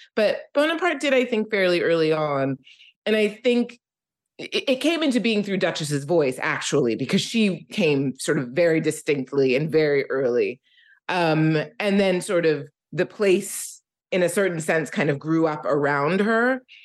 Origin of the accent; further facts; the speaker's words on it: Philadelphia, Pennsylvania, United States; I am from Philadelphia, and I grew up in Philadelphia